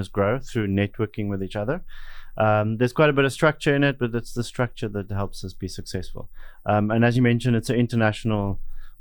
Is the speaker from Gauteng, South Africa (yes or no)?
no; Somerset West, Western Cape, South Africa; I grew up in Somerset West, worked in photography, and then I went to cruise ships and worked on cruise ships for 10 years.